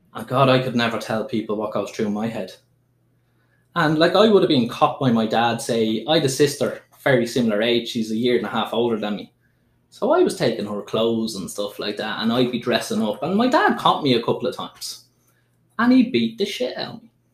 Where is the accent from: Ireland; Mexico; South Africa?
Ireland; Dublin, Leinster; there was no way I would have come out as trans when I was growing up in Dublin